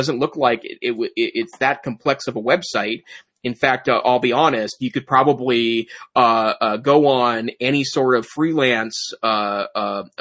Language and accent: English; United States; being an American